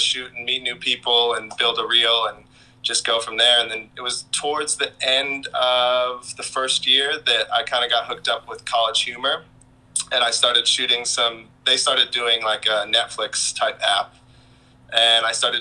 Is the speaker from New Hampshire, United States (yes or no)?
no; Reno, Nevada, United States; moved away as an adult; also born or lived in Ventura, California; now in Los Angeles, United States; I grew up in Reno, Nevada